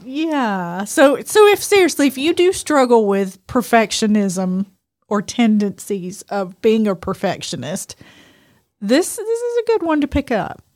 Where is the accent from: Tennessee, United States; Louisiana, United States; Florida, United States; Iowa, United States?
Louisiana, United States; we're from Louisiana